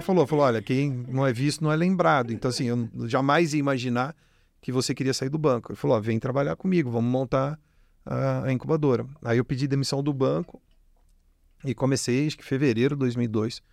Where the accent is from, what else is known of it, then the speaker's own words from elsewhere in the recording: Jundiaí, São Paulo, Brazil; moved away as an adult; now in Ribeirão Preto, Brazil; eu não sou de Ribeirão, sou de Jundiaí, vim para cá é, estudar também, vim fazer faculdade